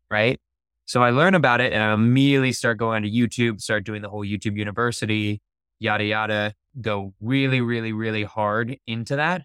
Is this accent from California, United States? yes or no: yes; San Francisco, California, United States; I'm from San Francisco, it's okay. on the outskirts of San Francisco